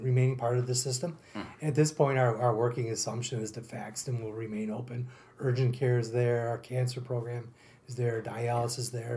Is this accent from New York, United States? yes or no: yes; Marcy, New York, United States; also born or lived in Holland Patent, New York; I'm born and raised in Holland Patton. Actually, I lived in Marcy.